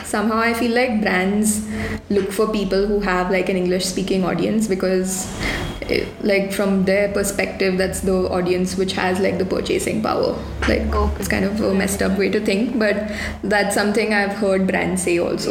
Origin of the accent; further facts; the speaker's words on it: South India, India; because I grew up in South India. Like, although like my family is like a North Indian family, like, I've lived in South India all my life